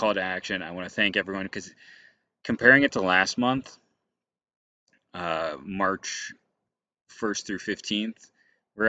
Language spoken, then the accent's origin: English; Akron, Ohio, United States; also born or lived in Wadsworth, Ohio / Delaware County, Ohio; My hometown of Akron